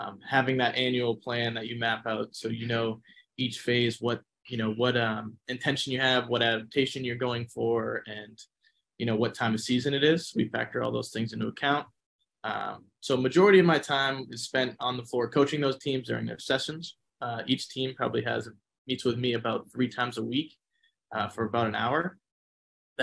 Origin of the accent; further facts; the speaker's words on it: Massachusetts, United States; moved away as an adult; now in Arizona, United States; I'm originally from Massachusetts. Made my way out here to Arizona State for my grad assistant position